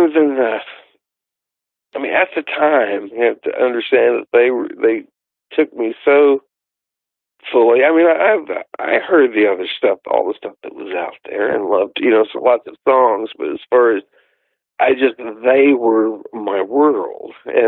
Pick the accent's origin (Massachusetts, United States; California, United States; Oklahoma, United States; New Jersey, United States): Oklahoma, United States; Tulsa; now in Eureka Springs, United States; I'm from Tulsa, Oklahoma, is where I was born and raised. I now live in Eureka Springs, Arkansas